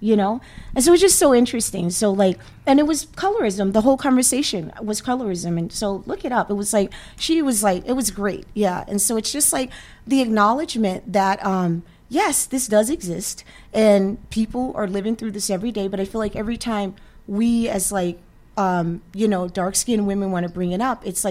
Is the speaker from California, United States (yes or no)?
yes; California, United States; also born or lived in Washington, D.C.; now in Massachusetts, United States; I was from Cali. We came out from a group from Cali